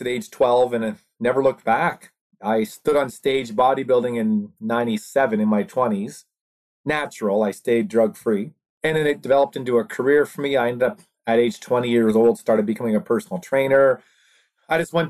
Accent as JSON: {"language": "English", "area": "East Coast", "region": "Atlantic Canada", "country": "Canada", "said": "We're from the East Coast, Canada"}